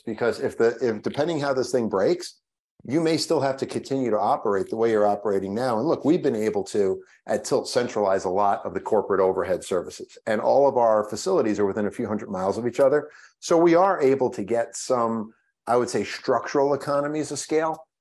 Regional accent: Long Island, New York, United States; I grew up on Long Island

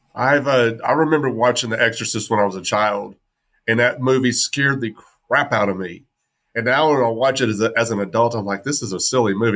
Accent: West Texas, United States; I grew up in West Texas, and we were deep red

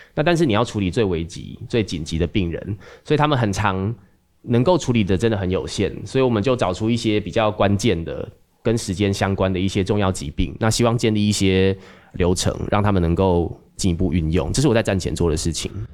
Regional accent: Taiwan; 大家在台湾长大，我在台湾受训成为一个医生

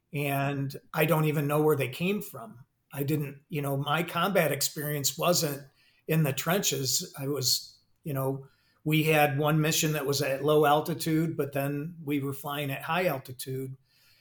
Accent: Michigan, United States; moved away as an adult; I'm originally from Michigan, went to Michigan State

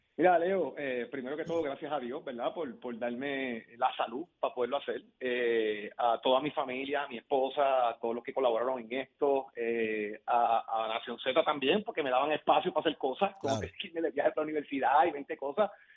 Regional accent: Puerto Rico; soy el primer puertorriqueño que se gradúa de esa universidad

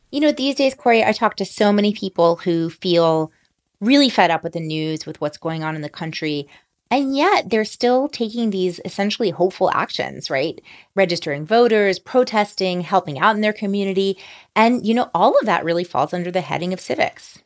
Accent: New Orleans, Louisiana, United States; New Orleans, Louisiana, which is also my hometown

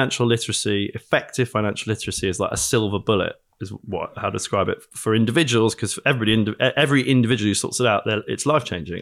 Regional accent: United Kingdom; I'm British.

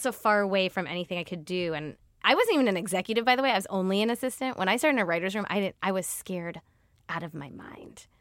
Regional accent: outside of Cleveland, Ohio, United States; moved away; I was raised in the Midwest, in a small town outside of Cleveland.

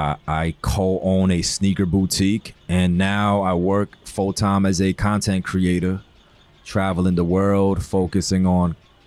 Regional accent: New York City, New York, United States; also born or lived in China; I'm from Queens, New York, ethnically Korean. But I was raised in China for a few years.

